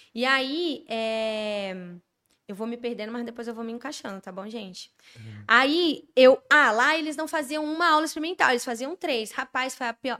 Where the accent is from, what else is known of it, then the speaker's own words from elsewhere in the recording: Brasília, Federal District, Brazil; moved away as an adult; now in São Paulo, Brazil; eu sou de Brasília